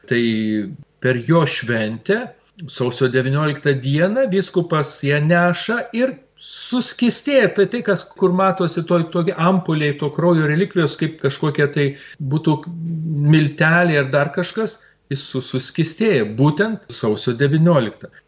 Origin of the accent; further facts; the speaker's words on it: Lithuania; mes lietuviai.